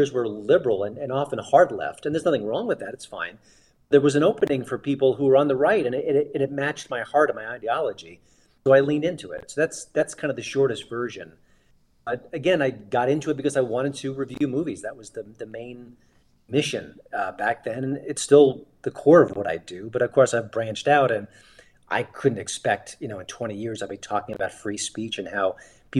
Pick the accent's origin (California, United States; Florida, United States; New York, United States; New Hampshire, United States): New York, United States; when I grew up in New York